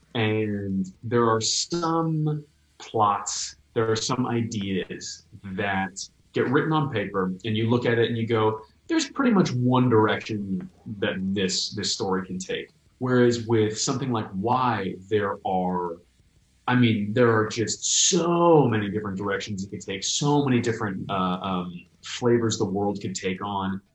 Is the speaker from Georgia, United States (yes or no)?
no; New York, United States; moved away; I hadn't been back to New York. I'm from New York